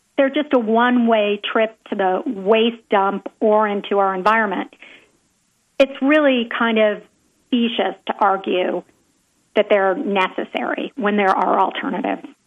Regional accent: Nashville, Tennessee, United States; also born or lived in Pacific Palisades, California; I split my time between Nashville, my hometown, and Pacific Palisades, California, for the past 30 years

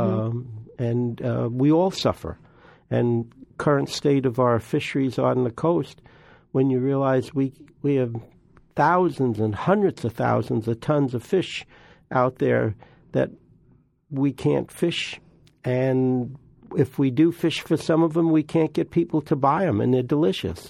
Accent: New York, United States; we lived right by the, uh, Long Island Sound and, uh, also the Hellgate. My granddad was a great fisherman and we used to go every day to the ocean.

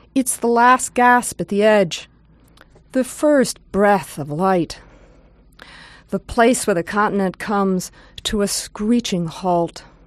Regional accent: outside New York City, United States; moved away as an adult; now in California, United States; I grew up outside New York City

